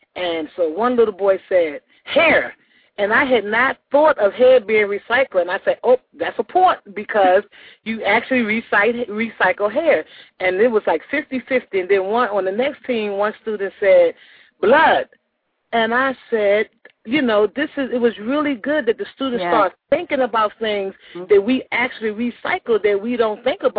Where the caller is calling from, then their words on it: Macon, Georgia, United States; I'm calling from Macon, Georgia.